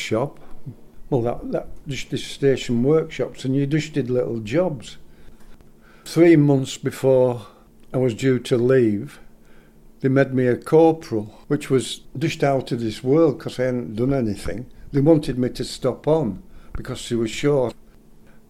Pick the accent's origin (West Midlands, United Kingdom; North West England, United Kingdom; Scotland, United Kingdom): North West England, United Kingdom; Lancaster; I'm from Lancaster, was born in Lancaster.